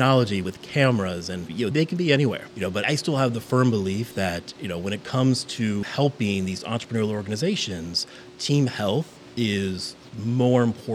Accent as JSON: {"language": "English", "region": "Midwest", "country": "United States", "moved": "yes", "said": "the Midwest politeness in me"}